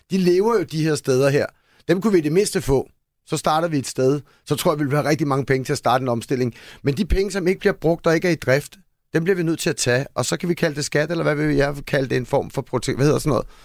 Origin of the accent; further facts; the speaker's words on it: Denmark; fordi vi som danskere måske tænker, hej, det er mange penge, eller det er sådan dyrt for os